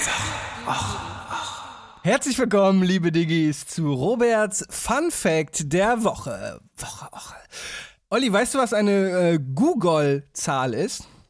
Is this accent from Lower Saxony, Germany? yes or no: yes; Damme, Lower Saxony, Germany; moved away; werde ich wahrscheinlich aus meiner Heimat, aus Damme aufnehmen